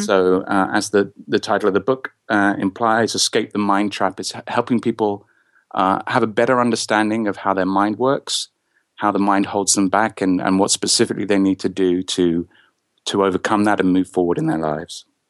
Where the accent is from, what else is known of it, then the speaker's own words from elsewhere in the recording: England, United Kingdom; I'm from England in the United Kingdom